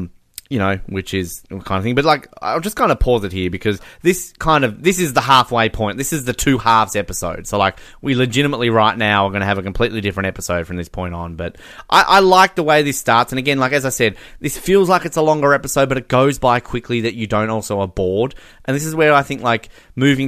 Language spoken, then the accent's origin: English; Australia; As an Australian